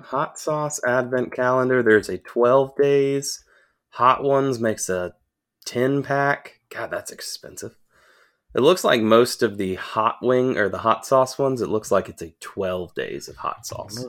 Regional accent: Augusta, Georgia, United States; moved away; I grew up in Augusta.

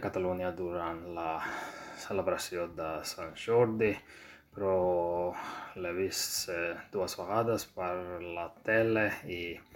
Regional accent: Georgia; first language Georgian; Catalan is a second language; now in Sweden; visc a Suècia, eh, però sóc originari de Geòrgia

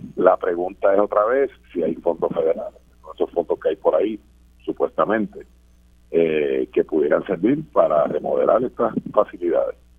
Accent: Puerto Rico; como puertorriqueños

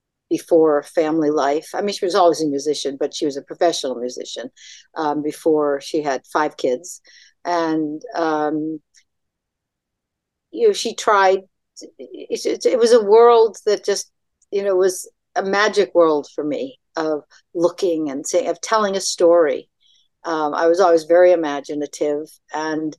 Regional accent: Tewksbury, Massachusetts, United States; I'm from Tewkesbury, Lowell, which is just north of Boston

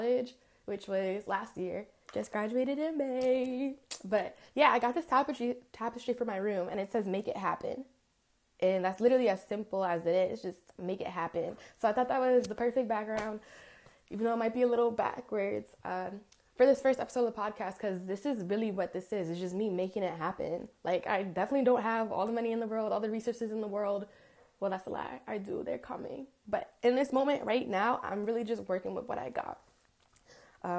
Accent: Rockland County, New York, United States; also born or lived in Englewood, New Jersey; I'm from Rockland County, New York

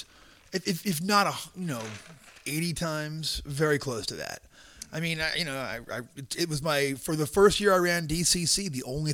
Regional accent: Long Island, New York, United States; moved away; also born or lived in Houston, Texas; I grew up on Long Island

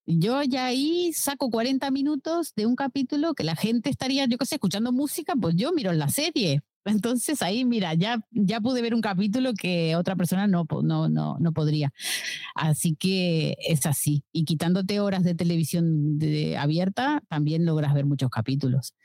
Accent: Uruguay; moved away as an adult; now in Barcelona, Spain; vivo en Barcelona hace 15 años, nací en Uruguay

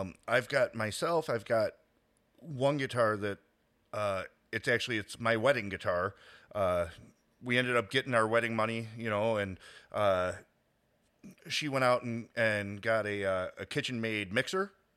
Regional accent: Chicago, Illinois, United States; I grew up in Chicago

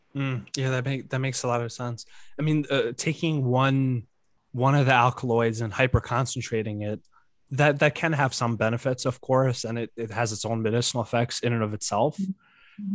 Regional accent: Ukraine; moved away; I was born in Ukraine

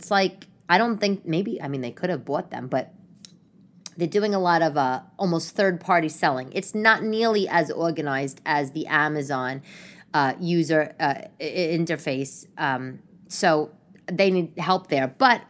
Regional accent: New York, United States; it's absolutely ridiculous what it was like being a New Yorker at a 500-person village in Wales.

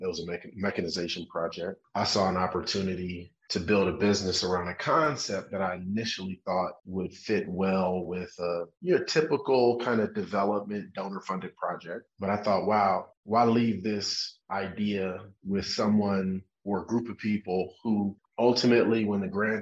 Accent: Cleveland, Ohio, United States; I'm from Cleveland, Ohio in the US, not quite an agricultural place

